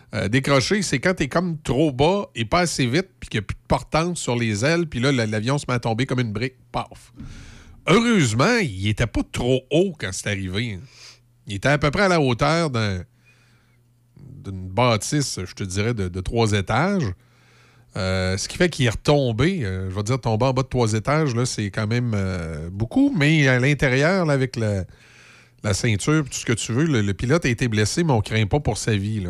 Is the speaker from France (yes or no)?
no; Loretteville, Quebec, Canada; ma famille est dans Port-Neuf depuis longtemps, mais moi, je suis né et j'ai grandi à Loretteville